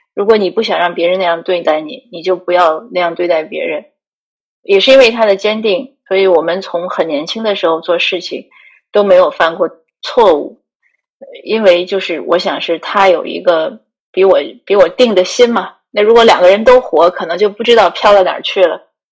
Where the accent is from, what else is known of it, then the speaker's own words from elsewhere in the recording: one of the five provinces of North China, China; moved away as an adult; also born or lived in Greater Vancouver, Canada; now in Vancouver, Canada; 如果问我哪里人呢，我一般都会说华北无省，你猜三次